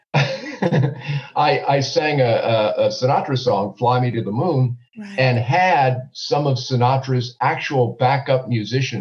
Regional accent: Haverhill, Massachusetts, United States; the home I grew up in Haverhill, Massachusetts

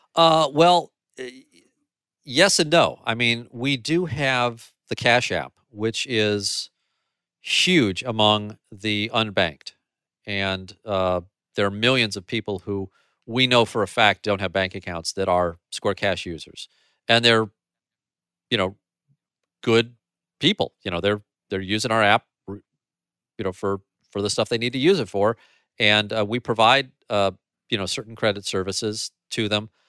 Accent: St. Louis, Missouri, United States; Saint Louis is my hometown

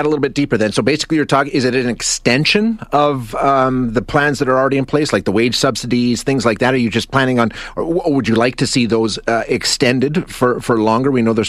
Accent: Alberta, Canada; being born and raised in Alberta

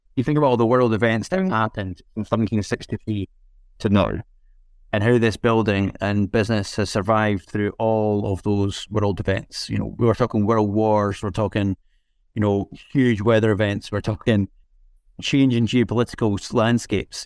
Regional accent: Scotland, United Kingdom; growing up in Scotland

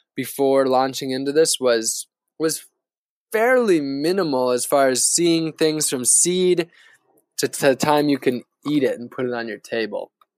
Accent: Northern Wisconsin, United States; now in Florida, United States; where I grew up in Northern Wisconsin

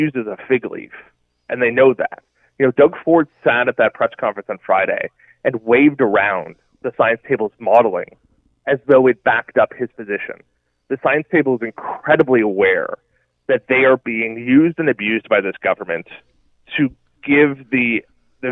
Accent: Nova Scotia, Canada; moved away; I'm from Nova Scotia.

